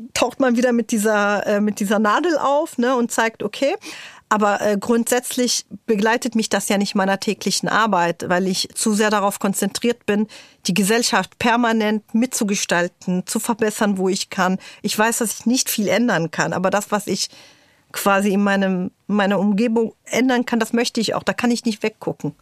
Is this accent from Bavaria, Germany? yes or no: no; Berlin, Germany; German is a second language; also born or lived in Tyre, Lebanon; in Morbid, wo ich aufgewachsen bin, was meine Heimat ist